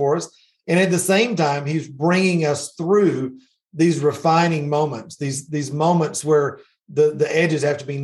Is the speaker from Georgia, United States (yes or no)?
yes; Middle Georgia, United States; So I grew up in Middle Georgia.